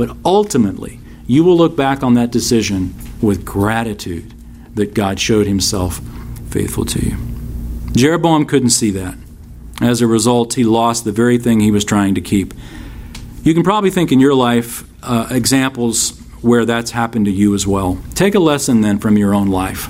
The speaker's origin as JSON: {"language": "English", "country": "United States", "said": "American Christians living here"}